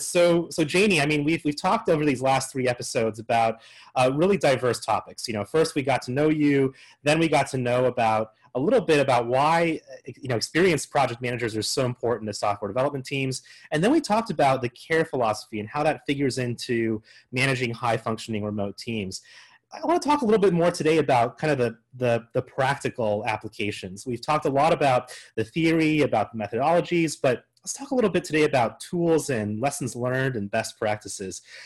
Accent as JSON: {"language": "English", "region": "Colorado", "country": "United States", "tie": "born or raised there", "said": "based out of Fort Collins, Colorado, my home state"}